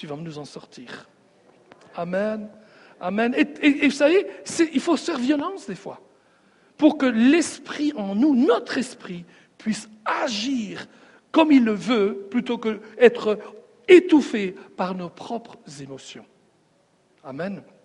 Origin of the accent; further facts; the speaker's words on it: Sicily, Italy; moved away; je viens de la Sicile